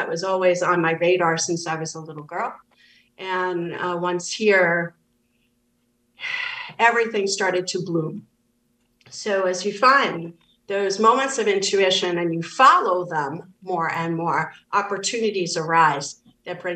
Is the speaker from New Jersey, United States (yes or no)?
no; New York City, New York, United States; also born or lived in Kerry, Ireland (ancestry); I'm from the Bronx originally